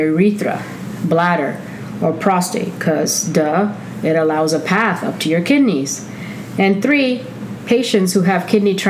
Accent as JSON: {"language": "English", "country": "India", "said": "I am Indian"}